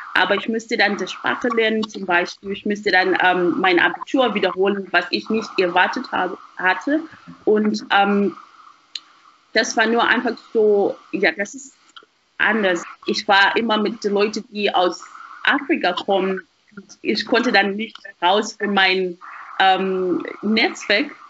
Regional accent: Harare, Zimbabwe; German is a second language; moved away as an adult; now in Germany; ich komme ähm, aus Zimbabwe und ich habe nur einfach die meiste Zeit meines Lebens in Zimbabwe verbracht, in Harare

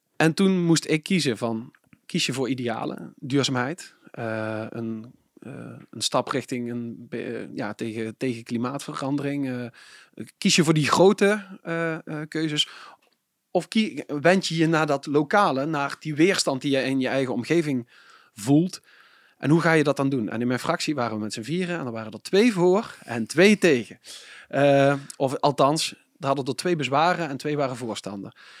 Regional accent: Venlo, Limburg, Netherlands; ik kom uit Venlo, ik ben een Venlo's eh, provinciale statenlid

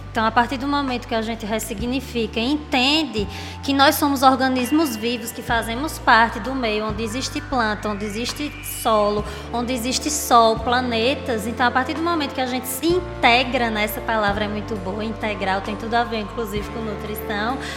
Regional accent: Agreste of Pernambuco, Brazil; now in Recife, Brazil; eu sou uma mulher agrestina, né? Nasci no Agreste de Pernambuco

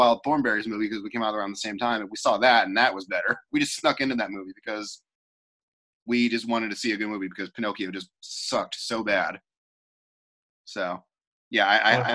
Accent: California, United States; I was born in California

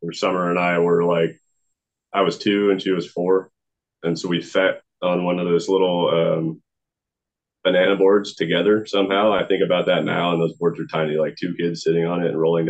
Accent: Marysville, Washington, United States; also born or lived in Lynnwood, Washington; I moved from Linwood to Marysville

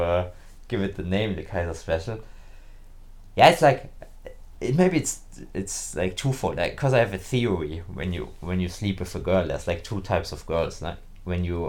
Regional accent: Germany; English is a second language; in my hometown, I was captain of the hockey team. I also, back then, I played already on the German national team

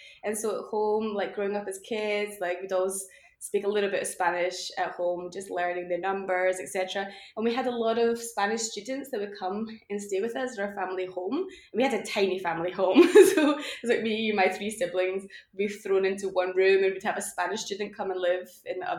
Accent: Glasgow, Scotland, United Kingdom; moved away as an adult; also born or lived in Malaga / Caracas / Palma de Mallorca; back to Glasgow, realized that I couldn't live in my hometown anymore

